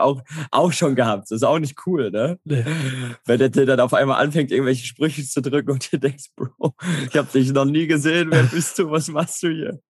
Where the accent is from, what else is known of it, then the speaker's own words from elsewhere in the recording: Herne, North Rhine-Westphalia, Germany; Ich komme aus Herne, ist, ist direkt in der Nähe, 20 Minuten